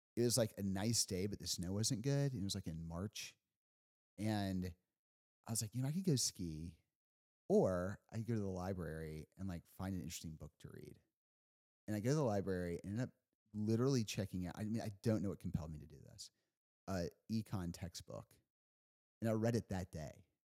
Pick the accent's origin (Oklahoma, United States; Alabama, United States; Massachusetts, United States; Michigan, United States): Alabama, United States; Huntsville; moved away as an adult; also born or lived in Washington, D.C.; growing up in Huntsville